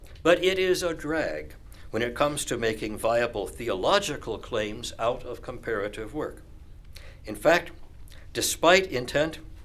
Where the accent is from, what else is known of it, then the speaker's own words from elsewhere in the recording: Missouri, United States; I am a Methodist from Missouri